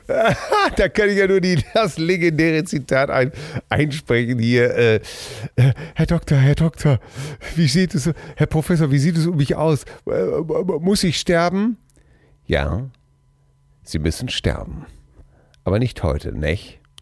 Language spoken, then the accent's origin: German; Germany; also born or lived in Hamm; als Deutscher